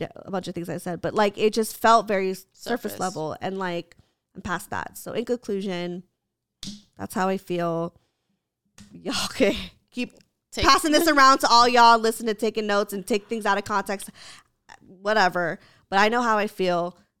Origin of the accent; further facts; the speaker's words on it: Santa Clarita, California, United States; No, I'm from Santa Clarita.